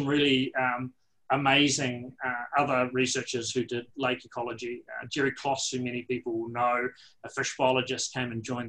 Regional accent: Canterbury Plains, New Zealand; accent: New Zealand; moved away as an adult; also born or lived in Dunedin, New Zealand; now in Canberra, Australia; I was very fortunate to be brought up on the Canterbury Plains

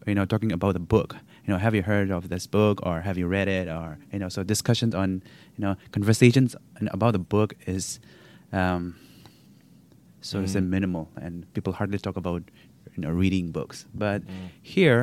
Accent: Nagaland, India; moved away as an adult; now in Vancouver, Canada; I come from a state called Nagaland, which is in the northeast India

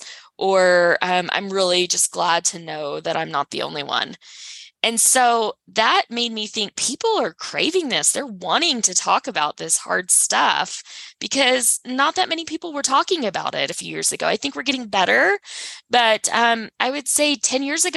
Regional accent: Texas, United States; now in Salt Lake City, United States; born and raised in Texas, but I live in Salt Lake City, Utah

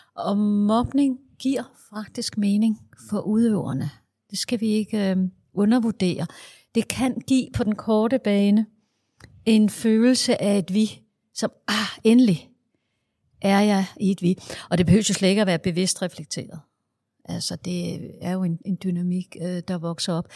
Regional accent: Denmark; Jeg er skoleforsker fra Danmark

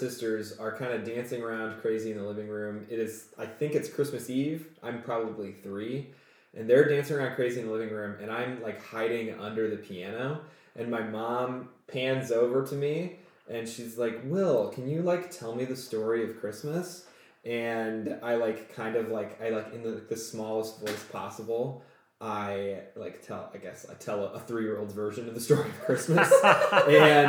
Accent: Omaha, Nebraska, United States; also born or lived in Savannah, Georgia; I grew up in Omaha, Nebraska.

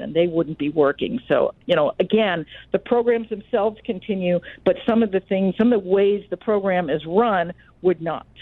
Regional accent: Washington, District of Columbia, United States; I grew up in Washington D.C., so obviously I'm often surrounded by people who have some link to the federal government

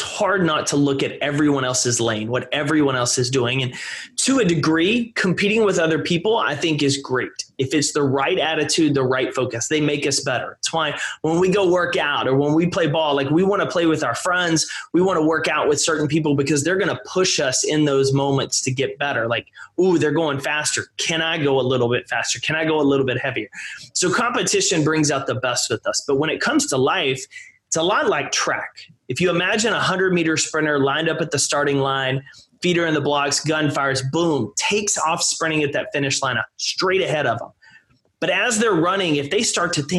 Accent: East Texas, United States; I grew up in East Texas

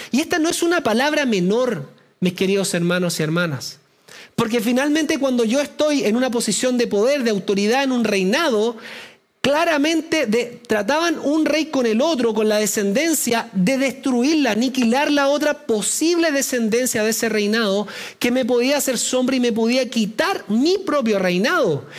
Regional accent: Chile; los que somos chilenos

